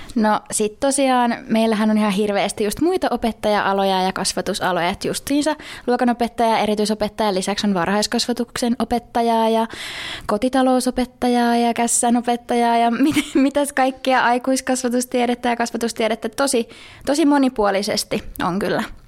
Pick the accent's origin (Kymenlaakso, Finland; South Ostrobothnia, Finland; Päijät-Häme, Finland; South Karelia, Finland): South Ostrobothnia, Finland; Seinäjoki; also born or lived in Jyväskylä; now in Joensuu, Finland; on itse siis Seinolta kotosi